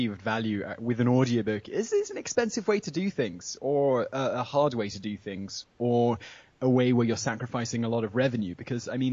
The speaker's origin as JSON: {"language": "English", "country": "United Kingdom", "also_born_or_lived": "London / Sri Lanka", "moved": "as an adult", "lives_now": "Prague, Czech Republic", "said": "I'm still British"}